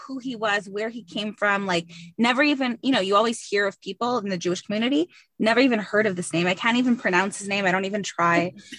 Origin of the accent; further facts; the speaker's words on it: Dollard-des-Ormeaux, Quebec, Canada; So I'm a Dollard girl.